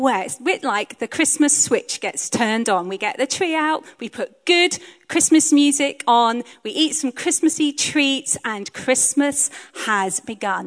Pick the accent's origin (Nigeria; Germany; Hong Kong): Hong Kong; now in Bristol, United Kingdom; I grew up in Hong Kong